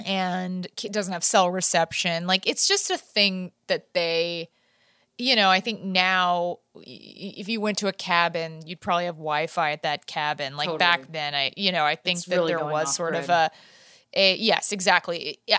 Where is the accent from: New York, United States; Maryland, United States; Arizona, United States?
New York, United States; Manhattan; You know, I'm from Manhattan. I don't know about cows.